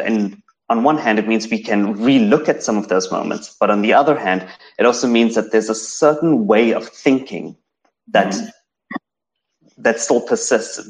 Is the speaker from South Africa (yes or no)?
yes; South Africa; first language English; as a South African Indian growing up in South Africa, um, my accent, my the the fact that I speak standard English, that I that I am a monolingual English speaker